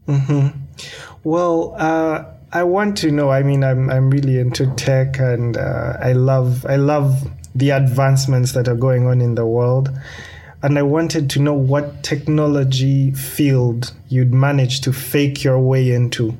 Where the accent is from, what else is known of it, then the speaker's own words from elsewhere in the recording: Kampala, Central Region, Uganda; I'm coming from Kampala, Uganda